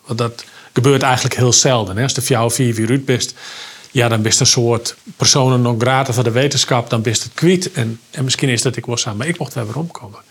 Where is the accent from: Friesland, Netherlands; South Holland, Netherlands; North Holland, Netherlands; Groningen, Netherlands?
Friesland, Netherlands; Oentsjerk; ben ik opgegroeid in Friesland. Ik ben opgegroeid in een ongelooflijk warm gezin